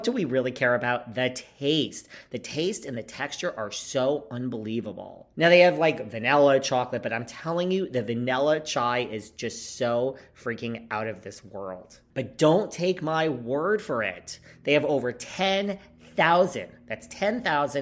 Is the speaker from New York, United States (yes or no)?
yes; New York, United States; I'm from New York